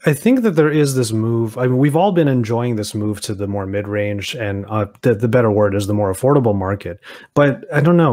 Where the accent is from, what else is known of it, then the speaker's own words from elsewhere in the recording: Southern California, United States; I'm from SoCal